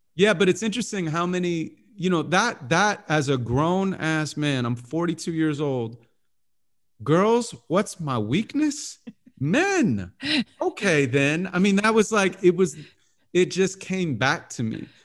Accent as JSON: {"language": "English", "town": "Santa Monica", "region": "California", "country": "United States", "tie": "born or raised there", "said": "I was born and raised in Santa Monica"}